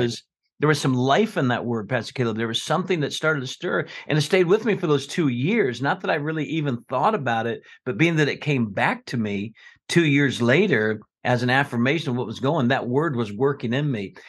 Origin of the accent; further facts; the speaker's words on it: South Florida, United States; now in Scottsboro, United States; I grew up in South Florida